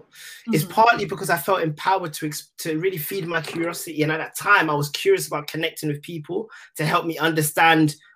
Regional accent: London, United Kingdom; I'm from Tottenham

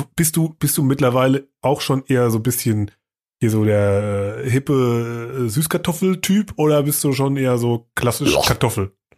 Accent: Germany; als Deutscher oder als Europäer

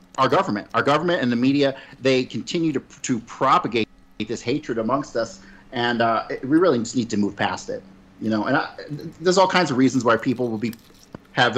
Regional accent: United States; I grew up in America

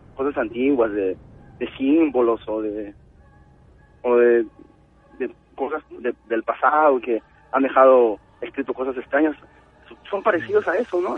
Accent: Lima, Peru; now in Nagoya, Japan; cuando tenía unos 11 años, estaba en Perú, mi mamá se compró un terreno en Santanita.

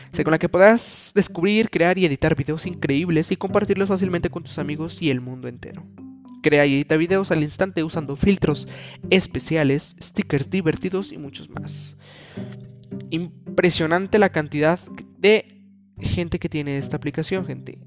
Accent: Mexico; en mi país, México

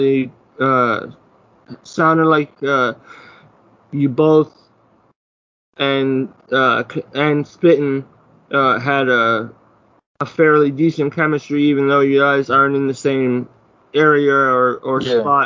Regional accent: Ottawa, Ontario, Canada; moved away; me being from Canada, I'm from Ottawa originally.

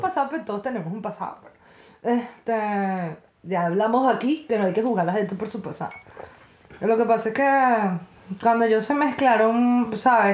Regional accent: Venezuela; somos realmente los venezolanos

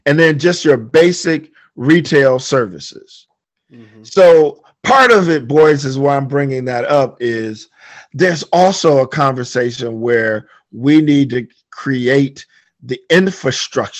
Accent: Detroit, Michigan, United States; I'm born and raised in Detroit

